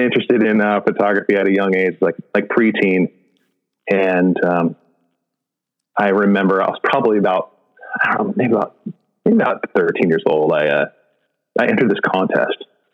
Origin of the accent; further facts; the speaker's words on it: San Diego, California, United States; I grew up in San Diego